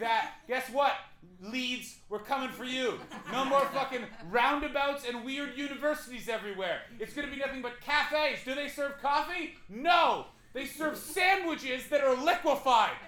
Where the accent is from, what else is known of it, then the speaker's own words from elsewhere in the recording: Ottawa, Ontario, Canada; moved away; my hometown